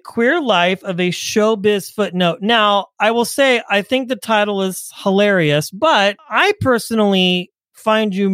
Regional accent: Kansas, United States; I grew up in the Midwest myself, Kansas.

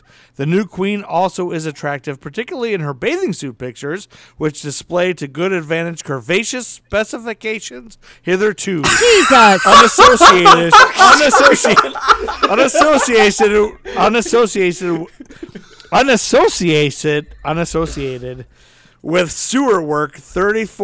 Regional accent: Toledo, Ohio, United States; Detroit is really close to my hometown. Like my hometown is basically a suburb of Detroit. Where Toledo, Ohio is like a suburb

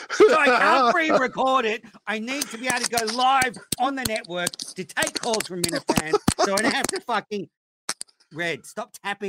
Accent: Bristol, South West England, United Kingdom; from Bristol.

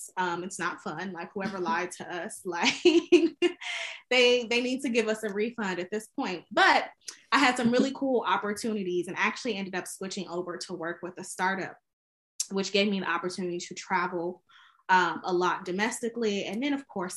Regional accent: Chicago, Illinois, United States; now in Washington, D.C., United States; I am originally from Chicago, Illinois, but actually I live in Washington, D.C.

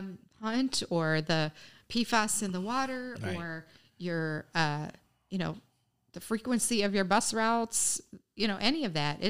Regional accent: the South, United States; now in Oshkosh, United States; I'm not a native Wisconsin. I didn't grow up in Wisconsin. I moved here 25 years ago from the South.

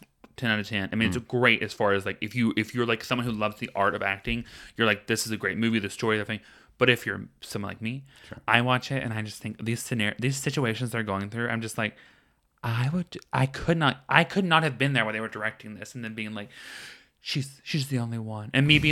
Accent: the South, United States; I grew up in the South. We've been making jam, girl.

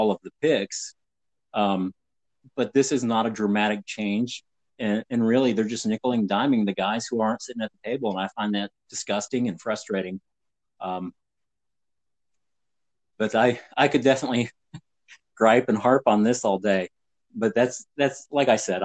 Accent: Northeast Ohio, United States; I grew up in Northeast Ohio

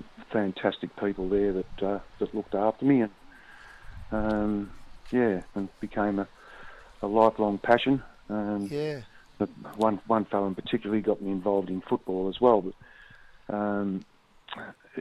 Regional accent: Melbourne, Victoria, Australia; I grew up around the Bentley area in Metro Melbourne

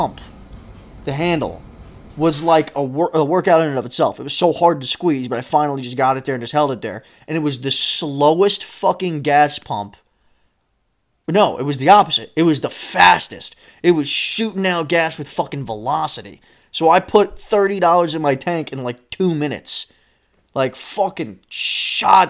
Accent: Pennsylvania, United States; we are from Pennsylvania.

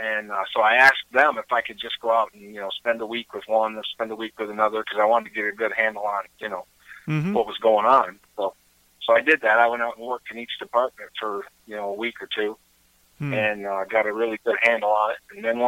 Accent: Wyoming, United States; also born or lived in Virginia / New York / Tennessee; I was born in Virginia, raised in Wyoming. My family's from New York State, and I've lived in Tennessee and all over the place.

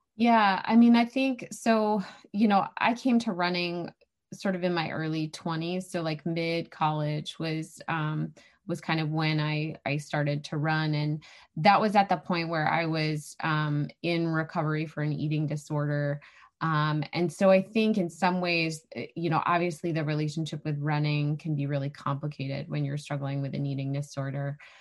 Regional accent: New Hampshire, United States; moved away as an adult; also born or lived in Arizona; I grew up here.

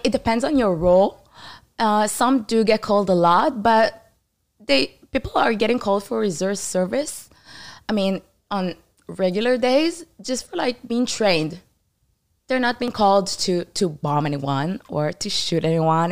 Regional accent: Israel; English is a second language; also born or lived in Canada; I was born in Israel. I grew up there most of my life

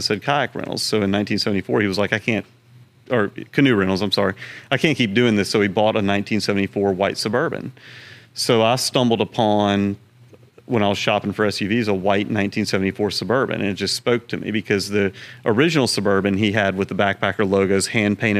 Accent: Pass Christian, Mississippi, United States; now in Baton Rouge, United States; We grew up in Pascrucian, Mississippi on the Gulf Coast

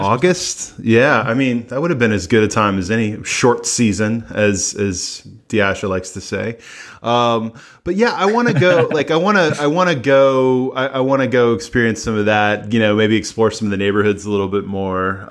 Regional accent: United States; I'm an American

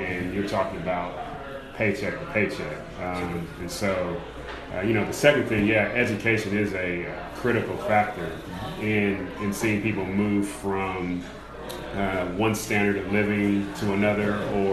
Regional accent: Louisville, Kentucky, United States; I grew up in Louisville, Kentucky.

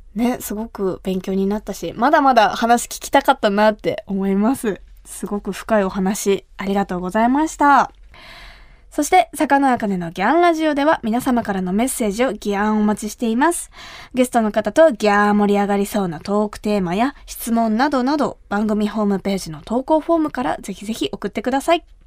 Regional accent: Kumamoto, Japan; 私が生まれ育った熊本

